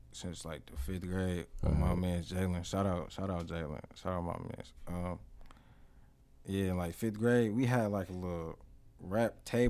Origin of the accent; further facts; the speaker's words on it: Detroit, Michigan, United States; now in Belleville, United States; I'm from Detroit.